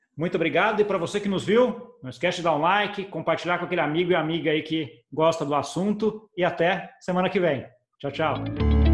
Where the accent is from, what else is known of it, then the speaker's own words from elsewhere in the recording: Brazil; eu, como brasileiro